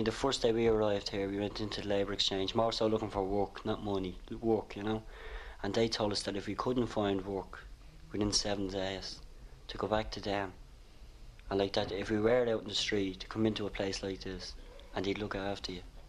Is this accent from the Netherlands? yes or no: no; Dún Laoghaire, Leinster, Ireland; moved away as an adult; now in London, United Kingdom; I'm from Dunleary. I'm 25. I'm over here 5 weeks.